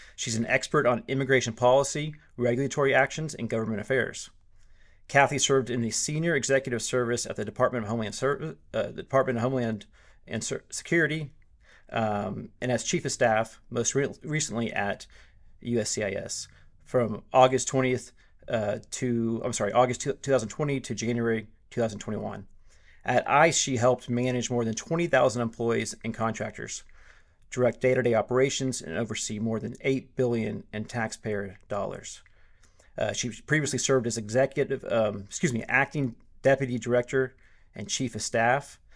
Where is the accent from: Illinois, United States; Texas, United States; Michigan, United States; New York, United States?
Texas, United States; I'm Texan